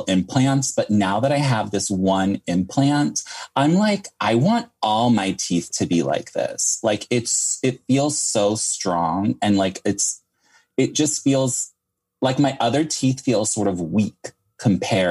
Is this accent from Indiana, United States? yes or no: no; New York City, New York, United States; now in Los Angeles, United States; I'm a New Yorker